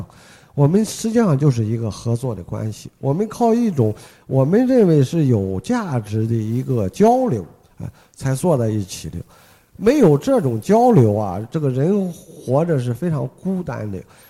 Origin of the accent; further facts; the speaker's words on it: China; 我们中国人